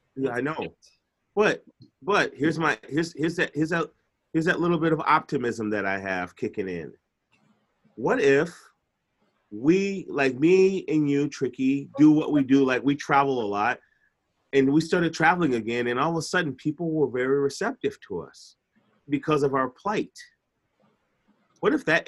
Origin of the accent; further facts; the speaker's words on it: Chicago, Illinois, United States; I'm from Chicago.